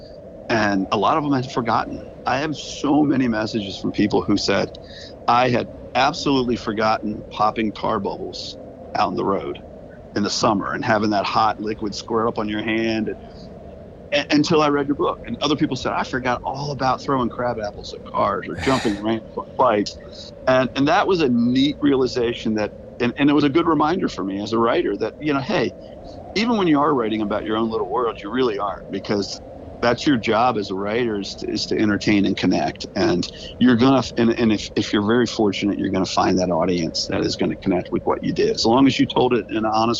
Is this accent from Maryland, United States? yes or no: yes; Edgewood, Maryland, United States; now in Bel Air, United States; Edgewood, my hometown